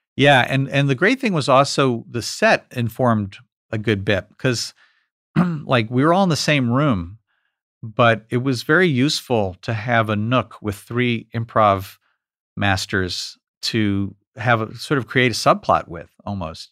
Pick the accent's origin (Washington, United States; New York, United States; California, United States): New York, United States; me growing up in New York